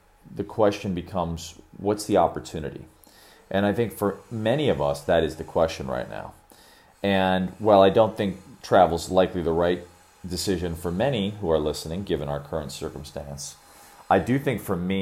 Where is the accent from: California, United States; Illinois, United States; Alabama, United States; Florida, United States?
Illinois, United States; Chicago; moved away; also born or lived in Sri Lanka; Chicago, my hometown